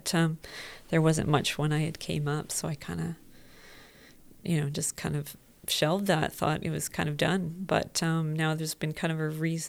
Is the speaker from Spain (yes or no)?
no; Vancouver, British Columbia, Canada; also born or lived in Whitehorse, Yukon; now in Prince George, Canada; I'm from Vancouver